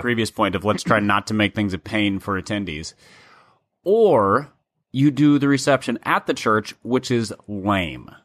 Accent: Minnesota, United States; growing up in Minnesota

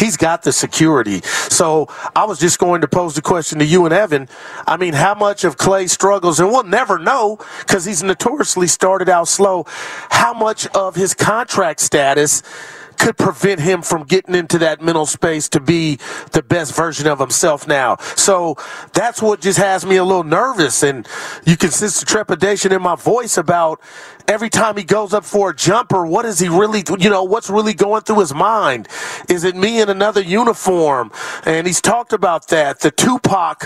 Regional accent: Union City, California, United States; I'm from Union City, the mean streets of California.

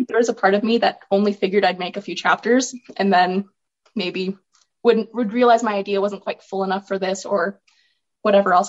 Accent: Olds, Alberta, Canada; I am from Olds, Alberta, where I grew up on a farm with cows, sheep.

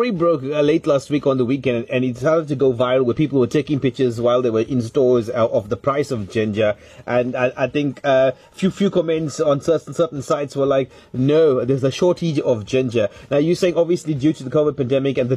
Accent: Durban, KwaZulu-Natal, South Africa; speaking about Durban and being Indian, we love our curries here.

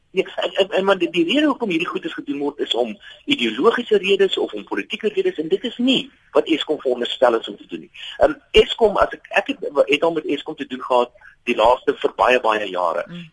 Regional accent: South Africa

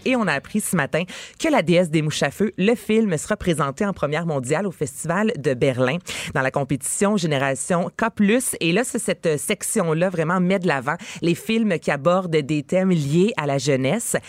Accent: Varennes, Quebec, Canada; je viens de Varennes.

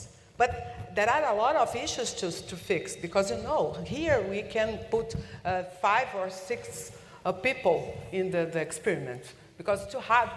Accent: Brazil; English is a second language; I'm a Brazilian and I'm English

